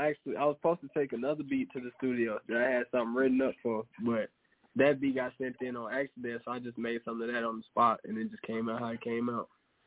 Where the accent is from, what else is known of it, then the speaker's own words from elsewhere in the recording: Louisiana, United States; Ooh, I'm from Louisiana. That's the only reason I would say the Pelicans